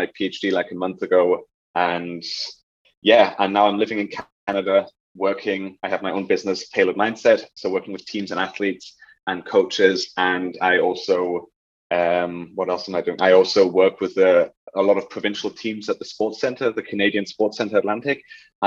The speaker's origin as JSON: {"language": "English", "country": "Germany", "tie": "born or raised there", "moved": "as an adult", "said": "I was in Germany. I grew up in Germany"}